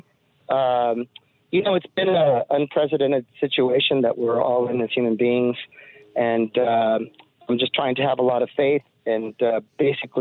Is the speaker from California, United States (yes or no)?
yes; Los Angeles, California, United States; as an American and being born and raised in L.A., here in California